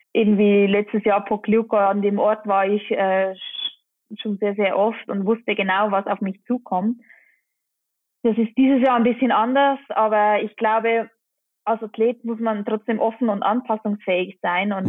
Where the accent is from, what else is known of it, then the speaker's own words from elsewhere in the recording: Engelberg, Obwalden, Switzerland; in Engelberg, in meinem Heimatort